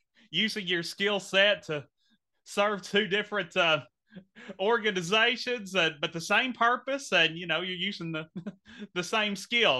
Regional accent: Henderson, Kentucky, United States; my hometown of Henderson.

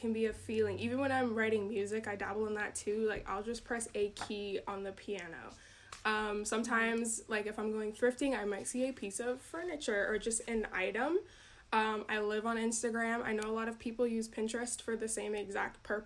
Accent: Georgia, United States; now in Wisconsin, United States; I'm actually from Georgia. I moved up to Wisconsin

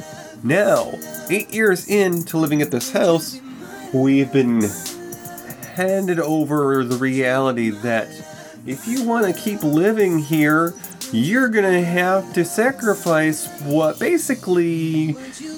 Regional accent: New York, United States; moved away; also born or lived in Texas / California / Colorado; returning to my home state of New York

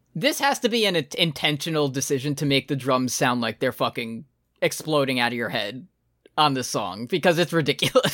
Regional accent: United States; me as an American

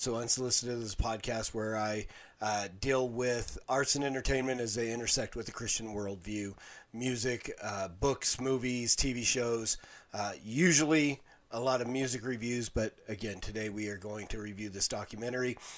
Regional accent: Salt Lake City, Utah, United States; I grew up in Salt Lake City.

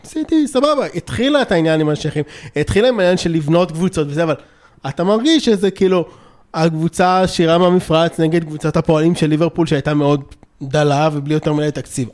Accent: Israel; גם אני בעצמי ישראלי

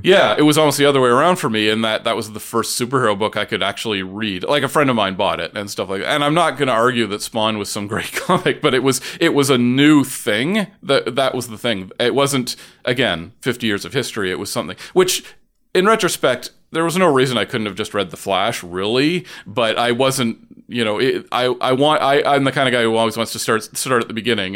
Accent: Oshawa, Ontario, Canada; also born or lived in Toronto; I grew up in Oshawa, but around and, and in Toronto

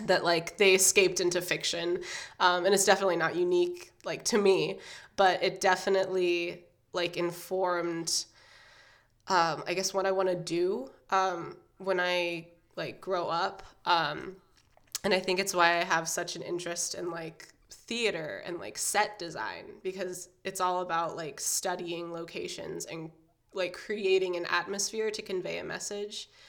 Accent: Indiana, United States; I grew up um, in Indiana. Well, I'm growing up, I guess, in Indiana, and it's sort of like a it's a small college town.

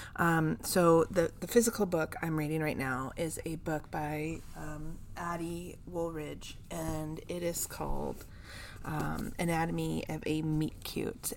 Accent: California, United States; here in my home state of California

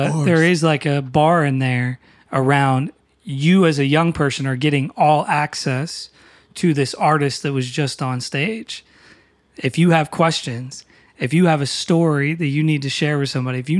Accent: Newcastle, North East England, United Kingdom; now in Philadelphia, United States; I mean, I'm from Newcastle, but we live in Philly, obviously, and we're in town.

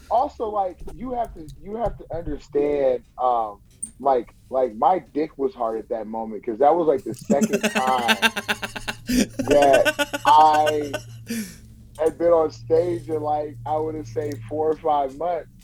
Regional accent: Bay Area, California, United States; now in Turlock, United States; I'm I'm born and raised in the Bay Area, and I just moved uh, to Turlock, California, in my grandmother's house

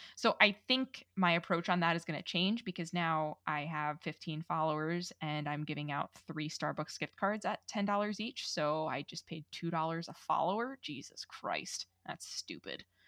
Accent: New York, United States; I'm Italian and from New York

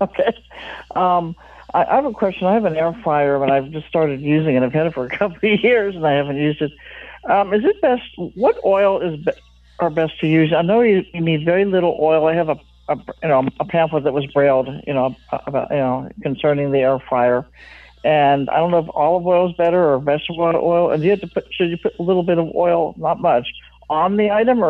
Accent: California, United States; I'm from California

